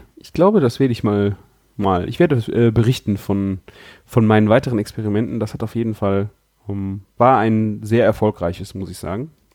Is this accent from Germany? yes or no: yes; Rhineland, Germany; hier bei uns im Rheinland